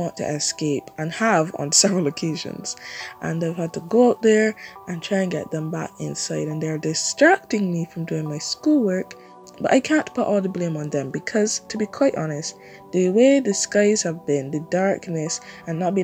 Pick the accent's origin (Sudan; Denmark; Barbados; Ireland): Barbados; I'm from Barbados